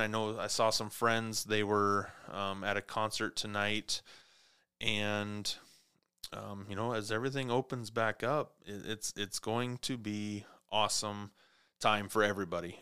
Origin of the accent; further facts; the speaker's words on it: Clarkston, Washington, United States; also born or lived in Montana; now in Spokane, United States; my hometown, Clarkston, Washington